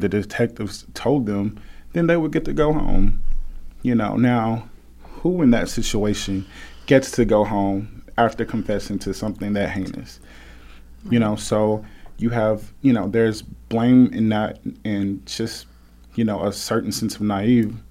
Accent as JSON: {"language": "English", "town": "Memphis", "region": "Tennessee", "country": "United States", "tie": "born or raised there", "said": "growing up in Memphis, Tennessee, with a single parent"}